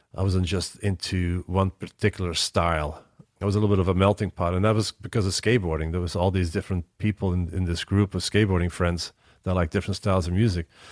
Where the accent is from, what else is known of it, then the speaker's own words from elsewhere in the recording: Antwerp, Flanders, Belgium; moved away as an adult; now in United States; the local city where I grew up in Antwerp, Belgium